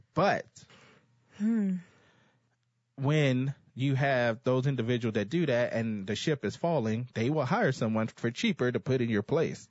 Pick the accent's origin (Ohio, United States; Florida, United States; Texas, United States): Texas, United States; I'm a Texan. Dallas is in my backyard